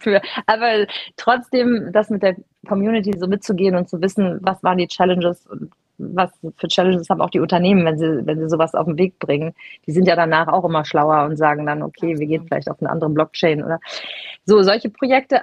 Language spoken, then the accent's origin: German; Cologne, North Rhine-Westphalia, Germany; Ich bin ja Kölnerin